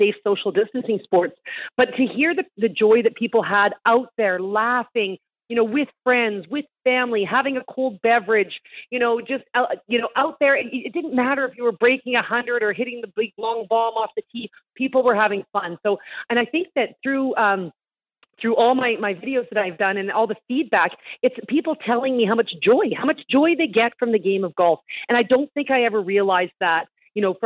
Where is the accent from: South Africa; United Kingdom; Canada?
Canada; As a Canadian